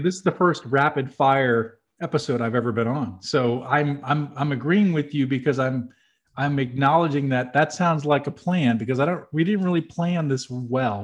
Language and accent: English; New Hampshire, United States; I'm from New Hampshire, which is also known as the Granite State